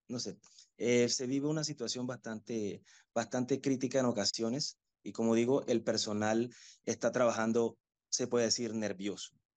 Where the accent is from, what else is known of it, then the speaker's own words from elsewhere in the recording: Panama; las personas que trabajamos, que igual somos panameños